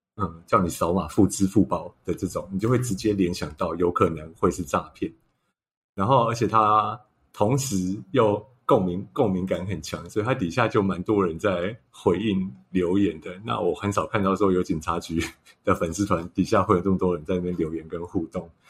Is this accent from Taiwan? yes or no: yes; Hsinchu, Hsinchu City, Taiwan; 我本身是新竹人